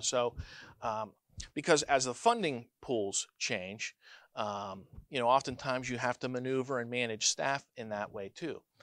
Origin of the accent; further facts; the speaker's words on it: Neshannock Township, Pennsylvania, United States; also born or lived in Greenville, Pennsylvania; I was born right here in Greenville, Pennsylvania, uh, forty-one years ago. So I've, uh, my mom is from Newcastle. I grew up in Neshanic Township. Still live there today